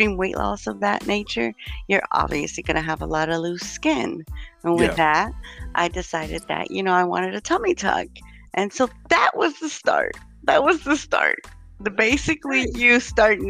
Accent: Chicago, Illinois, United States; moved away as an adult; now in Indianapolis, United States; I was born in the Chicagoland area in Illinois, and then moved to the Indianapolis area about 15 years ago when I remarried.

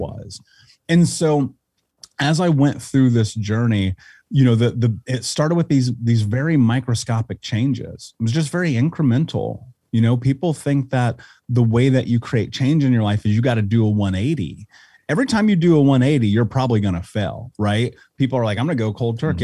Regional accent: Indianapolis, Indiana, United States; I grew up in Indianapolis

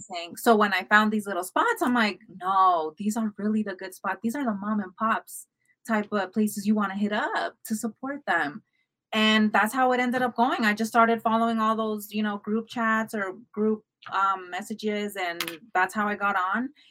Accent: United States; I grew up also here in America, also as an immigrant

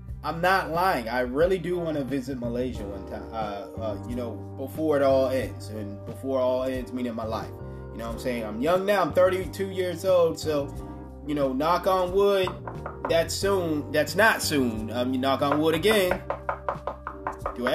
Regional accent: United States; my home country

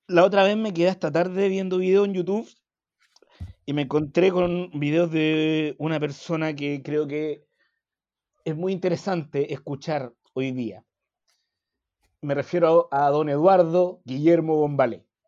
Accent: Santiago, Santiago Metropolitan Region, Chile; yo fui al colegio, mi colegio estaba al lado del Monumental

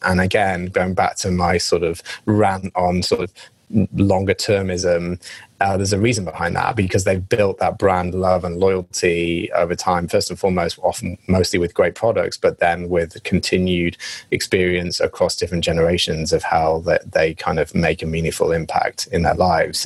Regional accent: England, United Kingdom; accent: English; now in United States; my English accent

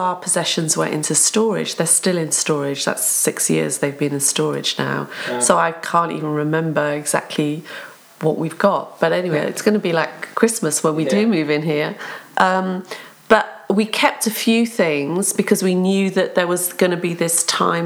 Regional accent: England, United Kingdom; also born or lived in Cardiff, Wales; now in South Wales, United Kingdom; I'm from Cardiff, but my family moved and my parents were Welsh, so I'm Welsh. I think of myself as Welsh, feel very proud to be Welsh. But I can't speak Welsh, and I don't have a Welsh accent because we grew up in England. So we moved when I was 5 to England, grew up there

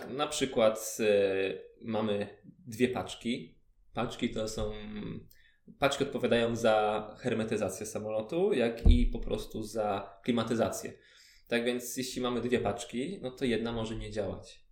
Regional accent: Ostrów, Poland; also born or lived in Chełm; też jestem z, z Ostrowa

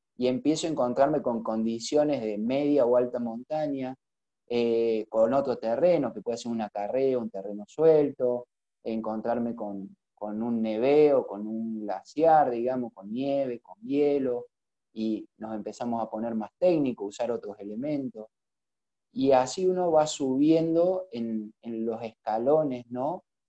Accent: Frías, Santiago del Estero, Argentina; moved away as an adult; now in Córdoba, Argentina; soy de Frías, de, Santiago del Estero, aunque no lo crean. Eh, Córdoba me ha adoptado hace unos cuantos años.

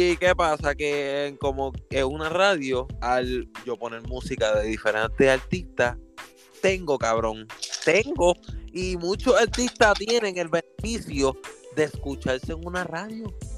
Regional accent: Puerto Rico; Somos boricua

